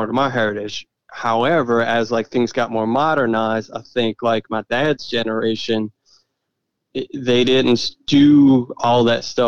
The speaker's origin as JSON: {"language": "English", "town": "Violet", "region": "Louisiana", "country": "United States", "tie": "born or raised there", "said": "I grew up 20 minutes from downtown New Orleans."}